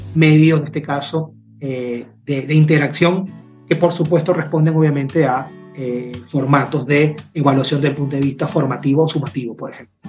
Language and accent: Spanish; Peru; moved away; Yo soy peruano y me encuentro en este momento fuera de mi país